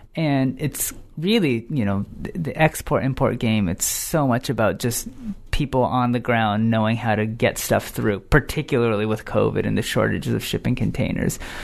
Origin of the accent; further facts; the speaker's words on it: United States; me as a American-born, um, person